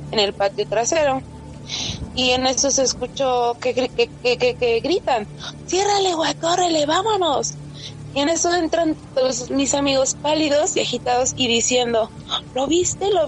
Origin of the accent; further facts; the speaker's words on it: Medellín, Antioquia, Colombia; now in Mexico; esto fue por el 2010, cuando yo llegué a vivir a México de Medellín, Colombia.